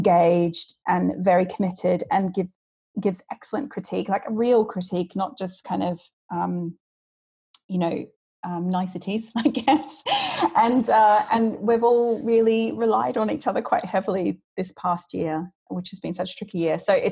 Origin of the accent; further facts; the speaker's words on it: Australia; now in London, United Kingdom; I am Australian. I wasn't born here, but I have lived here for about 21 years, in fact, now. I've lived in London, which is insane.